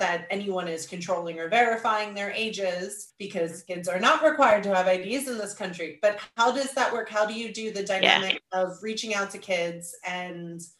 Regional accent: United States; moved away as an adult; now in United Kingdom; obviously I'm American living in the UK

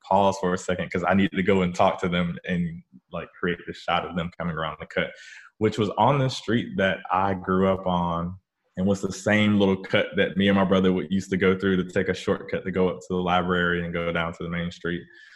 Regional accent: northeastern North Carolina, United States; moved away; I went back to my hometown in northeastern North Carolina

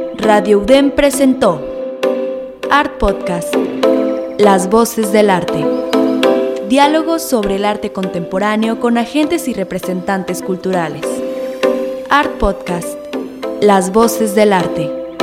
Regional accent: Mexico; para nosotros como mexicanos

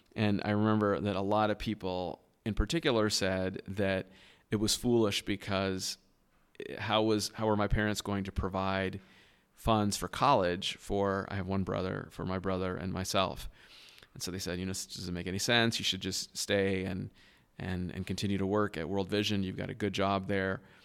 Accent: Southern California, United States; moved away as an adult; now in Boston, United States; I was born and raised in Southern California, uh, to a very loving home

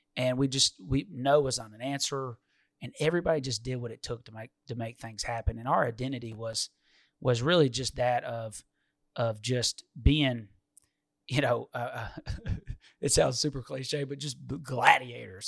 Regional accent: Detroit, Michigan, United States; I'd have to go with my hometown. I mean, I don't, we don't have operations in Minnesota, so we gotta go with Detroit.

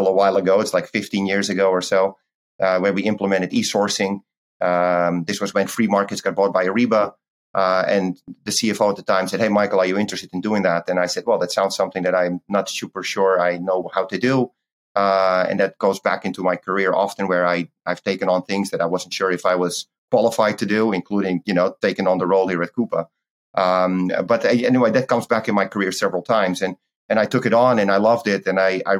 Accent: Netherlands; moved away as an adult; I recently moved back to Europe. So I reside in Holland, which is my home country.

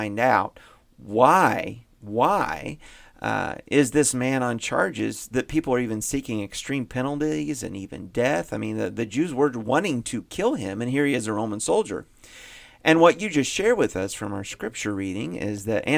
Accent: Indiana, United States; I grew up in Indiana

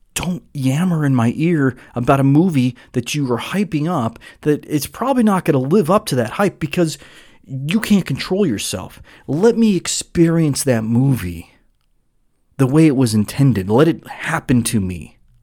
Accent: Southern California, United States; I grew up in Southern California.

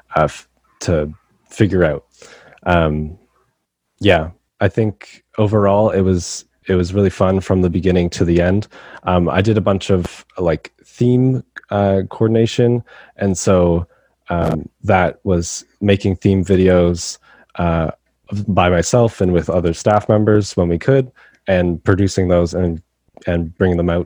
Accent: Brampton, Ontario, Canada; I'm from Brampton, Ontario in Canada

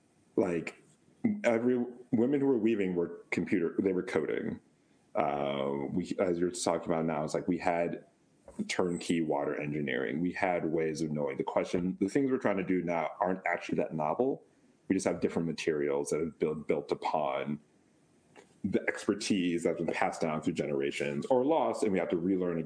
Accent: United States; also born or lived in Wisconsin / Amman, Jordan; as an American

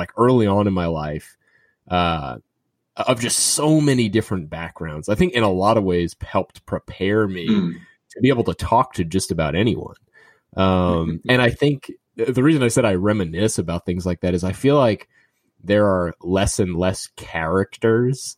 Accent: New Orleans, Louisiana, United States; I grew up in New Orleans

